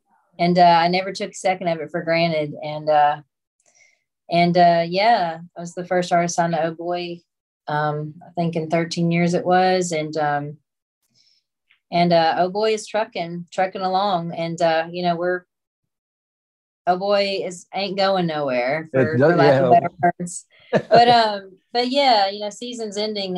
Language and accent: English; Monkey's Eyebrow, Kentucky, United States; also born or lived in Paducah, Kentucky; now in Tennessee, United States; I was raised in Monkey's Eyebrow